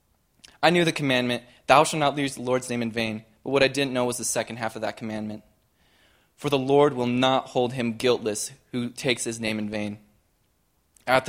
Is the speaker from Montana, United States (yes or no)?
yes; Shorter, Montana, United States; I was raised in Shorter, Montana